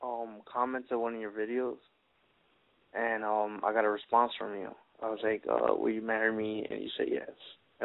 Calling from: Fort Lauderdale, Florida, United States; I am 22. I'm from. Oh, I'm calling from Florida.

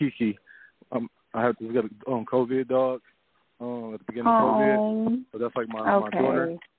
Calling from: Detroit, Michigan, United States; Calling from Detroit.

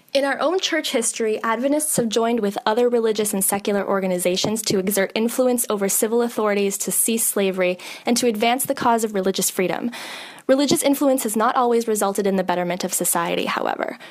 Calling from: Massachusetts, United States; I am calling from Massachusetts.

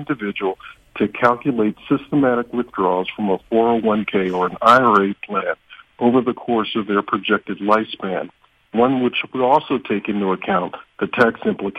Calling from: Doylestown, Pennsylvania, United States; I'm calling from Doylestown, Pennsylvania.

